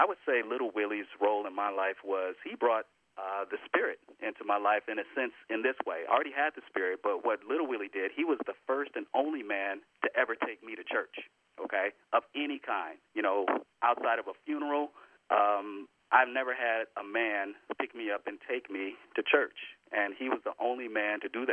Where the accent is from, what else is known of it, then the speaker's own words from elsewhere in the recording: Los Angeles, California, United States; moved away as an adult; now in Northern California, United States; my mother, who raised me down in L.A.